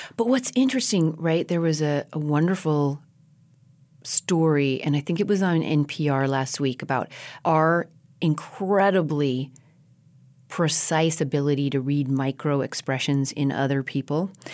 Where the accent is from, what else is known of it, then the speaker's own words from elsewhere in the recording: Colorado, United States; moved away as an adult; also born or lived in New York City; having been born and raised in Colorado in big, open spaces, ponderosa pines.